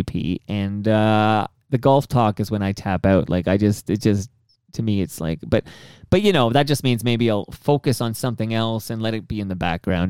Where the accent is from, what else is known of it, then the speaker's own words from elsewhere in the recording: Canada; I'm very Canadian and I live up here, and that's a completely different ecosystem and a different democracy.